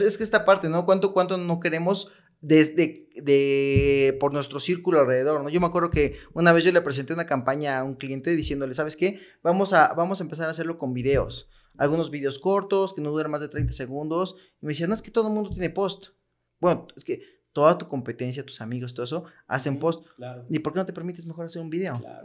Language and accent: Spanish; Mexico; nosotros como mexicanos